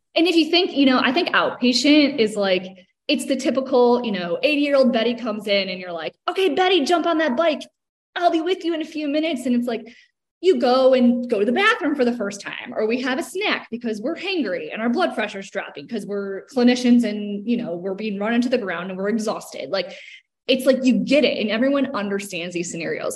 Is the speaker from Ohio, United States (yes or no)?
yes; Cleveland, Ohio, United States; moved away as an adult; now in Charlotte, United States; I'm from Cleveland, Ohio